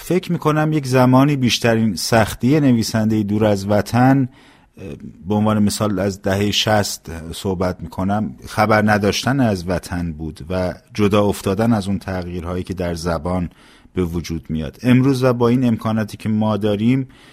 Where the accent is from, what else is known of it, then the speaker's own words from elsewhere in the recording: Iran; now in Canada; به عنوان یک ایرانی بیشتر لحظه های من هنوز در ایران میگذره